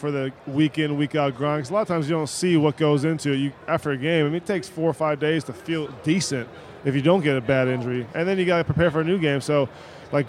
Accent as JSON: {"language": "English", "region": "Minnesota", "country": "United States", "tie": "born or raised there", "said": "I grew up in Minnesota, and that's like hockey central."}